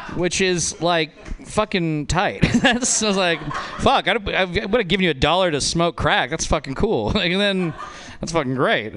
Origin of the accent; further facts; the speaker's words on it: Nevada, United States; moved away; I'm from Nevada. That's a white trash place